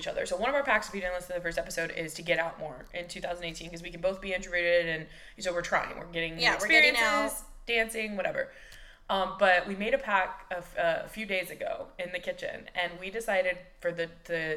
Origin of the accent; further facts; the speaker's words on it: Texas, United States; moved away as an adult; now in Los Angeles, United States; I'm 27 and I am from Texas and I live in LA now